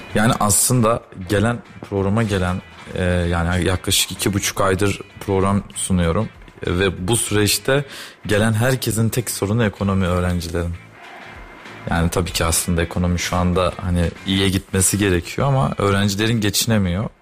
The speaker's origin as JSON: {"language": "Turkish", "town": "Kayseri", "region": "Kayseri Province", "country": "Turkey", "said": "Ben Kayseriliyim"}